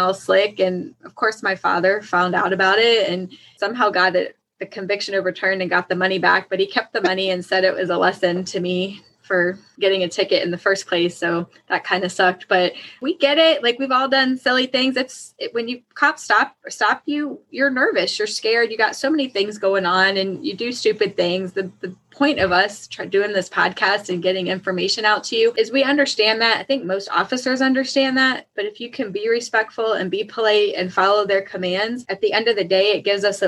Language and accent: English; Woodbridge, Virginia, United States; I grew up in Woodbridge.